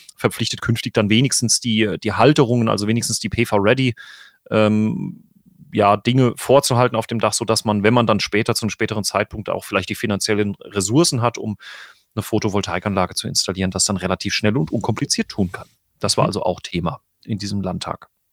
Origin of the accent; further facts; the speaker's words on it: Gebroth / Winterburg parish, Rhineland-Palatinate, Germany; aus meiner Heimatgemeinde